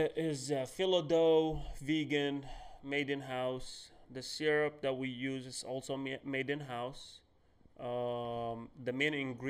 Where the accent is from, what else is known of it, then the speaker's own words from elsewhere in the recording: Lexington, Kentucky, United States; I grew up here in Lexington. We moved here in 2007